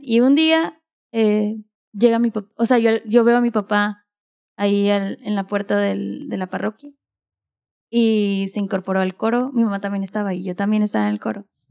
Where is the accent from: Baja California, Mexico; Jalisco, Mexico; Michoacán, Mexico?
Baja California, Mexico; Mexicali; Yo nací en Mexicali, soy cachanilla